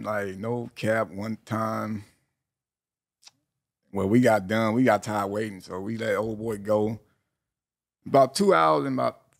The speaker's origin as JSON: {"language": "English", "town": "Long Beach", "region": "California", "country": "United States", "tie": "born or raised there", "said": "me growing up in Long Beach"}